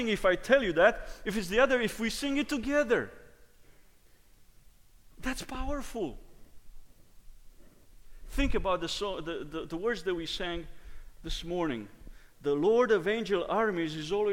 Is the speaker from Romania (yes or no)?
yes; Romania; moved away; Growing up in Romania, my dad was the choir director.